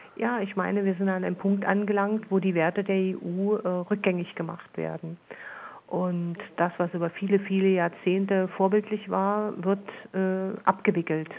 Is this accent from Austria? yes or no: no; Saxony, Germany; bei uns in Sachsen